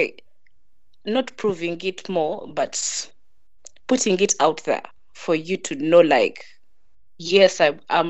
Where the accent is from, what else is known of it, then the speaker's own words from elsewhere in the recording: Uganda; now in Kampala, Uganda; I'm from Bara, but currently in Kampala.